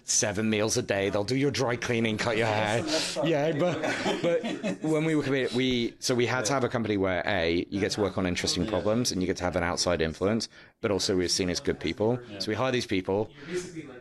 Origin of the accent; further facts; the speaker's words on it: United Kingdom; as a Brit